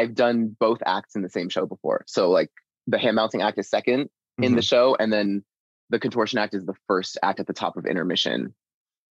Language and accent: English; Houston, Texas, United States; I'm from Houston, Texas originally